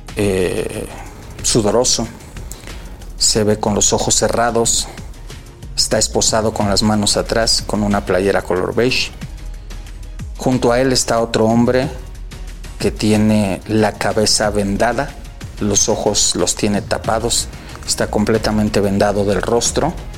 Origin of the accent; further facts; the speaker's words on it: Mexico City, Mexico; De Ciudad de México, calle Mixteca número 309, Colonia Justo, Coyacán